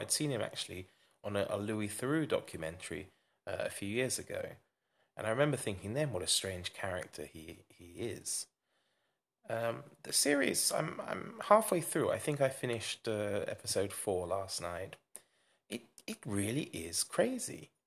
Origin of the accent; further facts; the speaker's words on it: England, United Kingdom; moved away as an adult; now in Czech Republic; as an Englishman